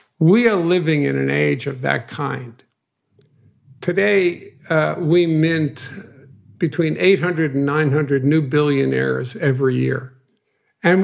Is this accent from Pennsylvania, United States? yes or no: no; New York City, New York, United States; Growing up in Brooklyn, you needed street creds